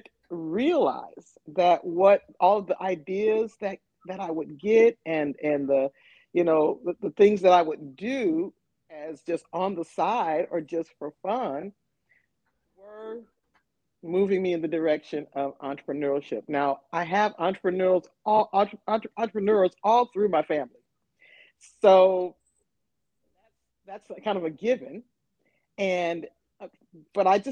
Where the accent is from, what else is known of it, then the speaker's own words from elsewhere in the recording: Flint, Michigan, United States; moved away as an adult; now in Nashville, United States; I am originally from Flint, Michigan, but I have been living in Nashville, Tennessee for 10 plus years now.